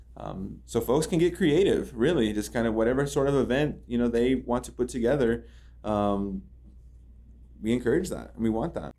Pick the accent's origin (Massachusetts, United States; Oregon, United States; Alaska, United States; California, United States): Oregon, United States; Madras; also born or lived in Redmond, Oregon / San Francisco / North Dakota; now in Bend, United States; I grew up in this area. So, I'm from Madras, graduated as a white buffalo, right, born in Redmond.